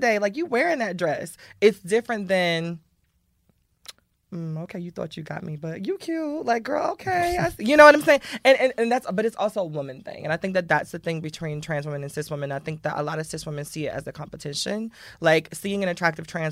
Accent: Miami, Florida, United States; I'm from Miami

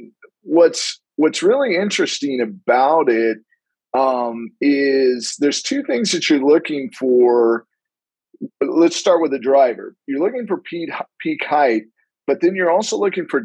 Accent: Palm Springs, California, United States; now in San Diego, United States; growing up in Palm Springs

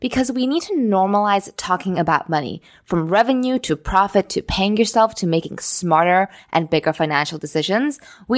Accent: Singapore; also born or lived in United States; I grew up in Singapore in the US.

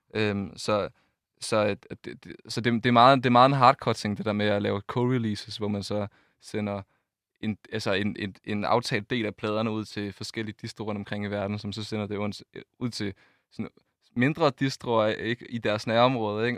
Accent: Funen, Southern Denmark, Denmark; vi kommer fra Fyn

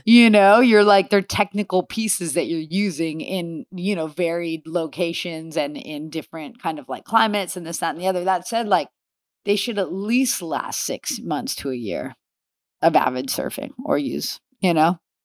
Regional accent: Los Angeles, California, United States; also born or lived in Downey / Oceanside; I grew up in the valley here in L

